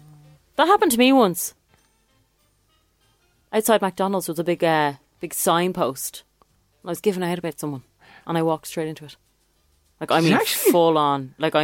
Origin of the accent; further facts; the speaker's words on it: Dublin, Leinster, Ireland; I'm from Dublin, as you can tell